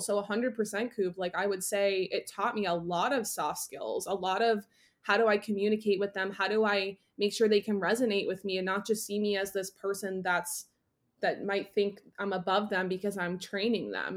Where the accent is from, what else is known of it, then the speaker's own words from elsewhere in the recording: Northeast, United States; now in Boston, United States; I grew up in the Northeast. I am a city girl living in Boston